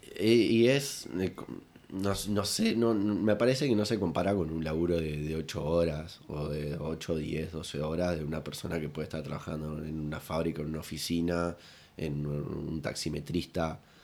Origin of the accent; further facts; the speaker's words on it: La Paloma, Rocha, Uruguay; yo soy allá de La Paloma